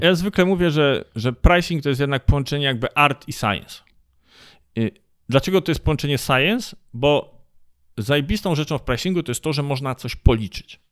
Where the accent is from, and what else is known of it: Poland